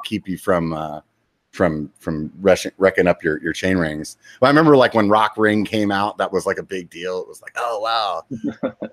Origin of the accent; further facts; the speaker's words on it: Pennsylvania, United States; I grew up in Pennsylvania